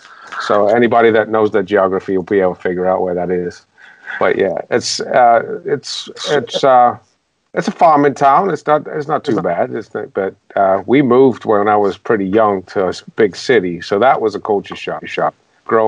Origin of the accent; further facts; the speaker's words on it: Buxton, East Midlands, United Kingdom; I'm from a little town called Buxton, Derbyshire in the UK.